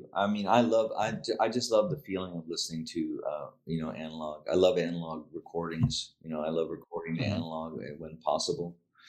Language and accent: English; Pittsburgh, Pennsylvania, United States; Well, I was born right in Pittsburgh.